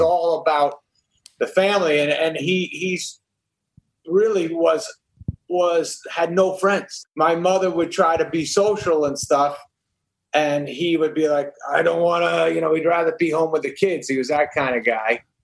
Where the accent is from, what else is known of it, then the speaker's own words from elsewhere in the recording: New Hampshire, United States; also born or lived in Brooklyn, New York; When I was five, he got a job in New Hampshire, so we moved to New Hampshire, and then I grew it. up there.